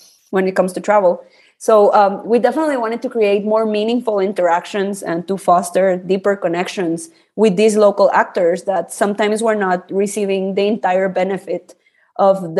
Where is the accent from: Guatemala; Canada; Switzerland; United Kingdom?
Guatemala; I was born and raised here in Guatemala